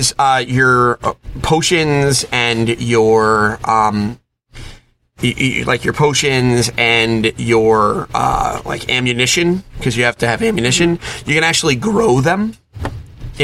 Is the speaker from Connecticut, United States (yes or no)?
yes; Connecticut, United States; I picked the Boston Bruins because I'm from Connecticut